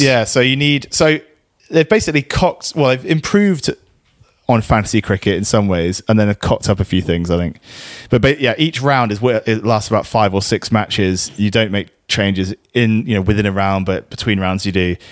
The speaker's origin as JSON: {"language": "English", "country": "Guernsey", "said": "we're in Guernsey here. We're from Guernsey"}